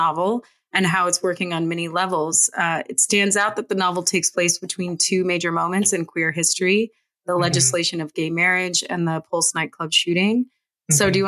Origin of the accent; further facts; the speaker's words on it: Florida, United States; moved away; I grew up in the South and I, in Florida